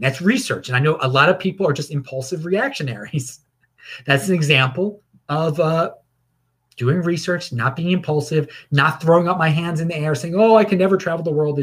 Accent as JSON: {"language": "English", "country": "United States"}